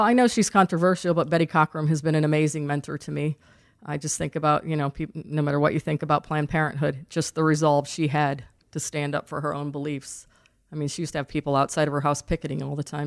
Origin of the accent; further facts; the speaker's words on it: Lowell, Indiana, United States; also born or lived in North Carolina; now in Indianapolis, United States; I grew up in Lowell, Indiana